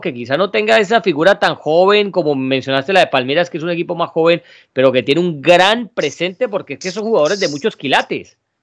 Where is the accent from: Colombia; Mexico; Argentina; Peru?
Colombia; nosotros que somos colombianos